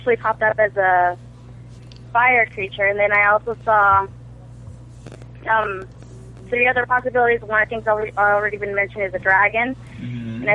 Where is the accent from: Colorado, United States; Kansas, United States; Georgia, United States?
Kansas, United States; I'm from Kansas